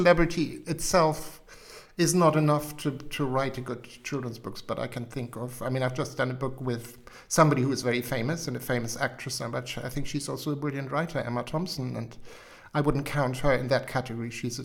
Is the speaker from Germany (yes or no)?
yes; Hamburg, Germany; English is a second language; moved away as an adult; also born or lived in Wiltshire; now in United Kingdom; I was born in Hamburg and lived in Hamburg for 25 years